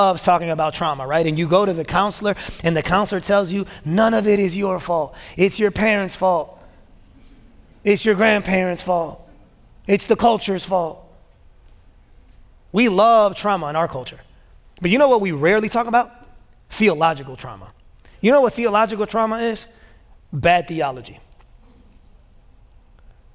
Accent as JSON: {"language": "English", "town": "Chicago", "region": "Illinois", "country": "United States", "tie": "born or raised there", "moved": "as an adult", "lives_now": "Memphis, United States", "said": "I was born and raised in Chicago"}